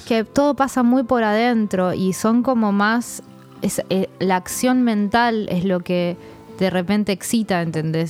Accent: Argentina; yo soy eh, argentina

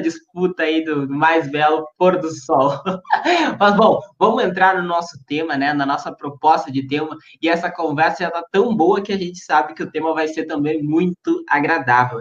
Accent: Uruguaiana, Rio Grande do Sul, Brazil; also born or lived in São Borja; eu sou de Uruguaiana, o Giovanni também

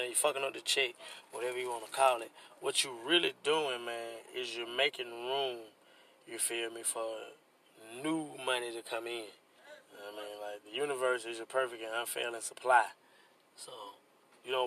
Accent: Atlanta, Georgia, United States; also born or lived in Birmingham, Alabama; raised in the A. I moved out here in like 1989. I was probably like 8, 9 years old

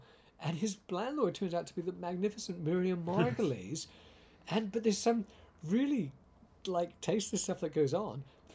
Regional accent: Winnipeg, Manitoba, Canada; I grew up in Winnipeg

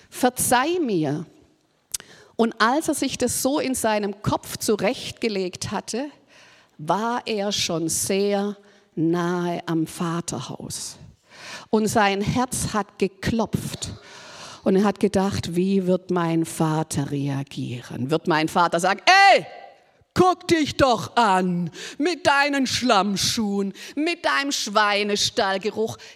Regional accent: Baden-Württemberg, Germany; Ist ja auch mal ein guter Gedanke, so als Schwabe, gell, kann man auch mal denken, es hilft Armela, wenn man was schafft.

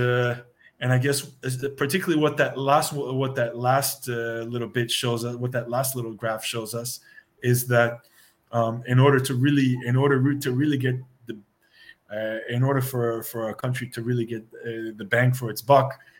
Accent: United States; moved away as an adult; now in European Union; I'm an American expat living in the EU since the early 2000s

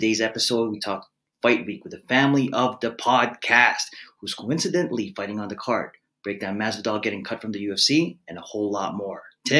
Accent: Philippines

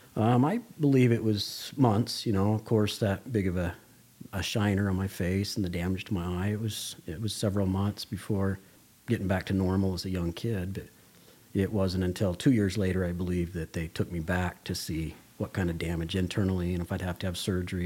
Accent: Las Vegas, Nevada, United States; moved away as an adult; now in Toquerville, United States; I grew up in Las Vegas, Nevada

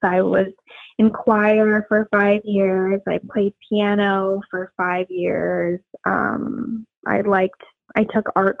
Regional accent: Las Vegas, Nevada, United States; moved away as an adult; also born or lived in Arizona; now in Los Angeles, United States; I would rather represent my home state of Nevada. I was born and raised in Las Vegas.

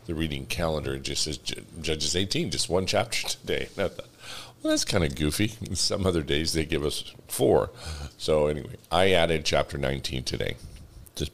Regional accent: New Mexico, United States; I come from New Mexico

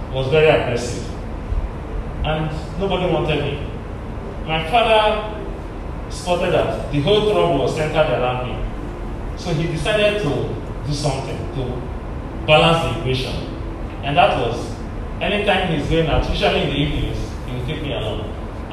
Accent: Delta, Nigeria; I was coming from Abo in Delta State

